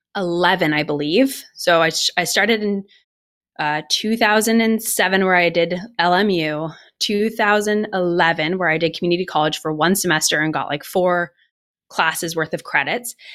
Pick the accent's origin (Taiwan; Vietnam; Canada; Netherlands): Canada; Ottawa, Ontario; moved away as an adult; also born or lived in Los Angeles / Colorado; I'm from Canada originally. I'm from Ottawa, and I moved from Ottawa to, uh, Los Angeles when I was ni-, when I was nineteen years old